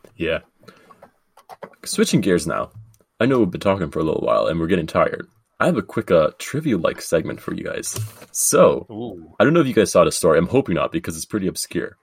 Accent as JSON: {"language": "English", "country": "Canada"}